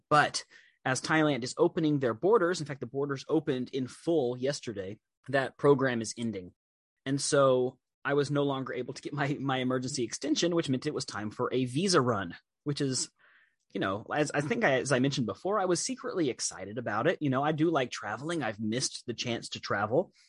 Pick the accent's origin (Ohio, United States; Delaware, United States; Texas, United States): Texas, United States; also born or lived in Chicago; when you're growing up in Texas, when it snows, and everything stops, and you stay home, and your mom makes you hot chocolate